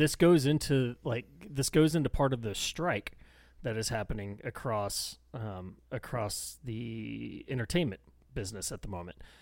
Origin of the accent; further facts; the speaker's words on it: Texas, United States; accent: thick Texan; I get thick and like mumbly Texan